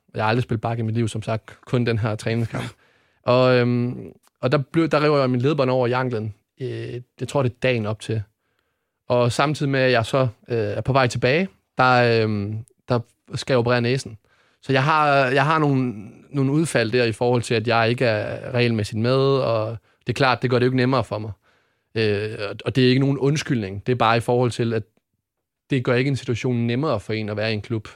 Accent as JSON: {"language": "Danish", "town": "Odense", "region": "Southern Denmark", "country": "Denmark", "said": "Jeg kommer ned fra Ådalen i, i Odense"}